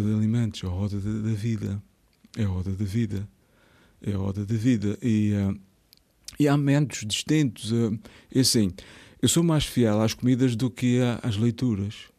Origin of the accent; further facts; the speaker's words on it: Azores, Portugal; also born or lived in Horta, Azores / Pico, Azores / Ribeira Grande, Azores; Eu nasci, eu nasci na Ribeira Grande, mas eu sou de muitos lados